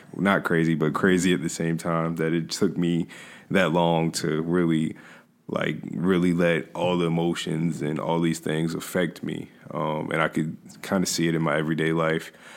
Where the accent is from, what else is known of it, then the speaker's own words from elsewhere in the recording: Hampton, Virginia, United States; I was raised here in Hampton, Virginia